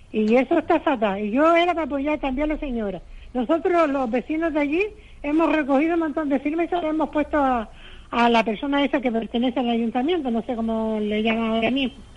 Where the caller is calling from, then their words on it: Telde, Canary Islands, Spain; Mire, soy de Telde, una señora de Telde.